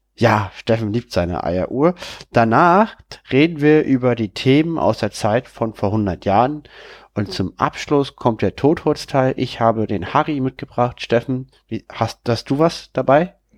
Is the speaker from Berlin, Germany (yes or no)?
yes; Berlin, Germany; bin wieder in meiner Heimatstadt, in meiner Wohnung